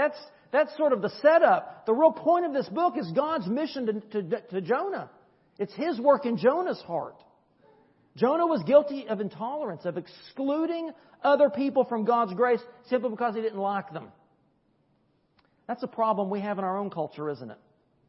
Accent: United States; I am a Christian first, I'm an American second.

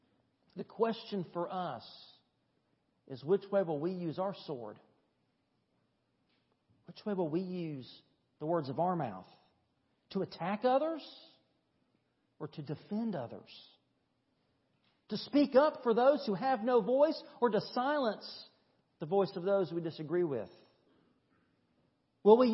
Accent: East Tennessee, United States; now in Thomson, United States; the little country church I grew up at in East Tennessee

